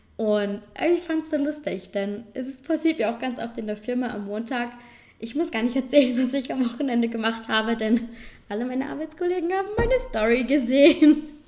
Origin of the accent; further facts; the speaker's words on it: Vorarlberg, Austria; accent: Vorarlberg dialect; man unterteilt Vorarlberg eigentlich in Oberland und Unterland. Wohnen tue ich im Oberland